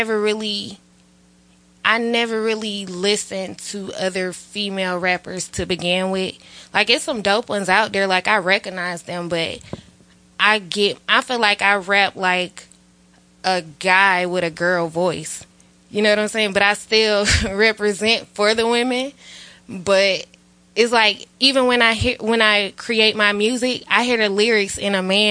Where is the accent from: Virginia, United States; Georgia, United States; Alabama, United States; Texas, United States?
Georgia, United States; Atlanta; I'm from Atlanta